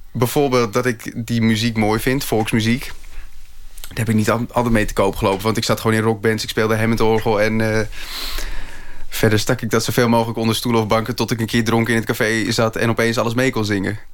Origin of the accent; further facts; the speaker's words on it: Schagen, North Holland, Netherlands; moved away; zelfs toen ik in Schagen woonde